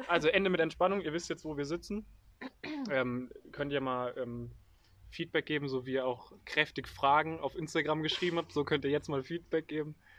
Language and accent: German; Germany; als Deutsche